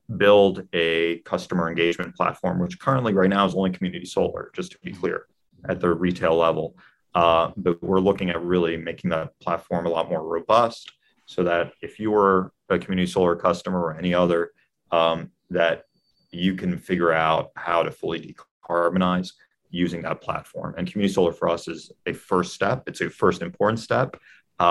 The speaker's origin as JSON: {"language": "English", "region": "Maryland", "country": "United States", "tie": "born or raised there", "said": "my home state of Maryland, where I grew up"}